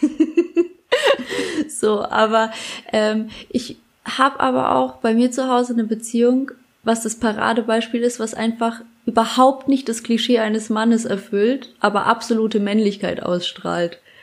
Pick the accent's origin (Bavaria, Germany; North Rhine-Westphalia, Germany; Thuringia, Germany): Bavaria, Germany; Bad Kissingen; in Bad Kissingen, wo ich herkomme, in der Stadt